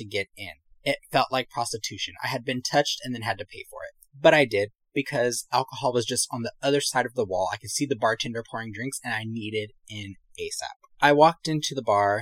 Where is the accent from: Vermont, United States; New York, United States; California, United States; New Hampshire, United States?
California, United States; accent: valley; I'm from here. But they told me I was very valley